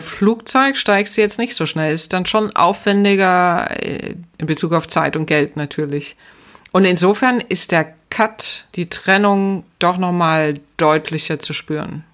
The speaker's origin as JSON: {"language": "German", "country": "Germany", "also_born_or_lived": "Atlanta, United States", "moved": "yes", "said": "ich bin ja damals auch schon aus der DDR geflüchtet"}